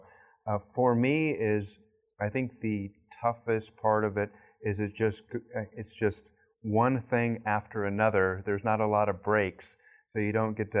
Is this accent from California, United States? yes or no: yes; Southern California, United States; I grew up in Southern California